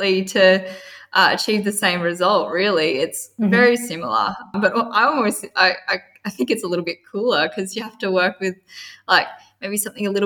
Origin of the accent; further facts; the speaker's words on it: Perisher, New South Wales, Australia; I'm from Perisher in Australia, New South Wales